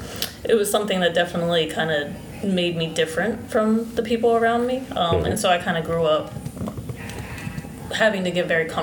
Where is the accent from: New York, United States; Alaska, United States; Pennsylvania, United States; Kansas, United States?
Pennsylvania, United States; Coatesville; So I grew up outside of Philadelphia in a small town called Coatesville, Pennsylvania. It's in the suburbs. It's about 45 minutes away. I grew up on a farm. My mother is Christian, or was Christian, and my father was Muslim.